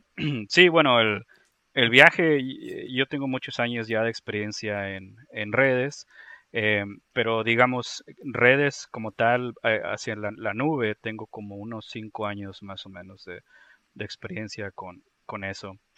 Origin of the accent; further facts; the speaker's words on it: Monterrey, Nuevo León, Mexico; now in Tennessee, United States; me encuentro en el estado de Tennessee, en Estados Unidos, eh, pero soy originalmente de México, del noreste de México, de, de, Monterrey